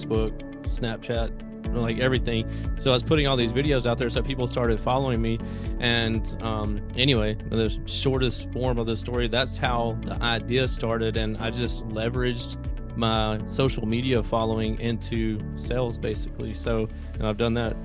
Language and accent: English; Greenville, Mississippi, United States; I come from Greenville, Mississippi, a very small country town in Mississippi